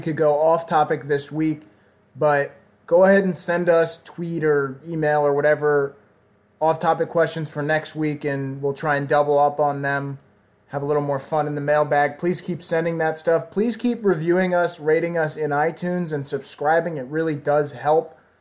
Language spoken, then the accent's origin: English; Washington, District of Columbia, United States; moved away; live from Washington, D.C., my hometown.